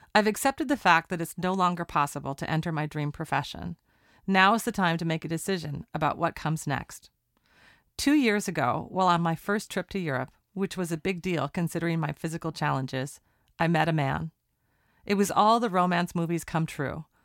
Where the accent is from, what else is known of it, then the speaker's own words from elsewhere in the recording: Portland, Oregon, United States; Here we are talking in my hometown. I often say on the credits, Portland, Oregon, my hometown